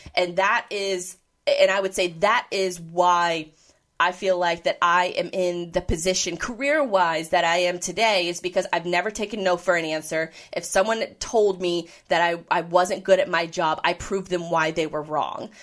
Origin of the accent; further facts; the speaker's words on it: Jacksonville, Florida, United States; moved away; also born or lived in the Midwest / Orlando; I was born and raised in Jacksonville